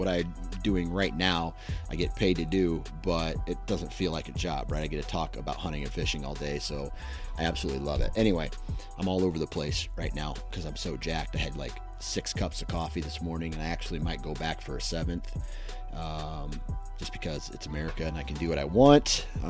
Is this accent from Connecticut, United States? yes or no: no; Iowa, United States; I'm from Iowa, so it's just hard to really beat that elevation and just grind it out